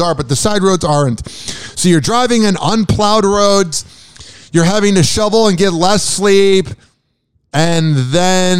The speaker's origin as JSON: {"language": "English", "town": "Chicago", "region": "Illinois", "country": "United States", "tie": "born or raised there", "moved": "yes", "said": "I grew up in Chicago for 21 years. And now when I say I grew up in Chicago, it's more like the suburbs"}